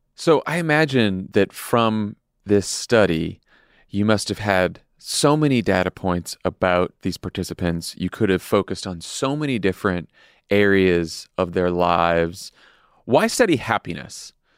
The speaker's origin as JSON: {"language": "English", "town": "Boston", "region": "Massachusetts", "country": "United States", "tie": "born or raised there", "said": "my hometown of Boston"}